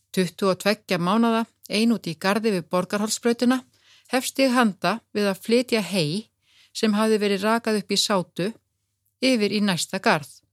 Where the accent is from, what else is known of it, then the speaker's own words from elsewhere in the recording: Kópavogur, Capital Region, Iceland; Við sýstur ölumst upp í Kópavogi